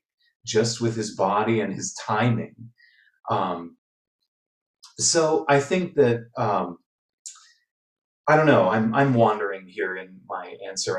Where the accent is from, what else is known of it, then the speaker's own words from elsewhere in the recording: Wooster, Ohio, United States; I grew up attending in Ohio, their Ohio Light Opera in Worcester, and attended that regularly